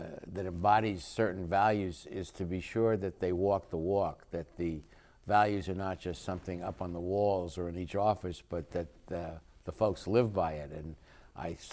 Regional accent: New York, United States; moved away as an adult; now in Long Beach, United States; I'm still a New Yorker that moved to Long Beach.

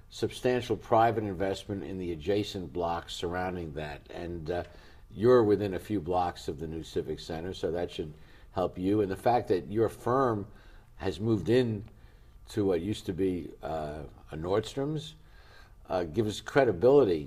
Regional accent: New York City, New York, United States; now in Long Beach, United States; I come from New York.

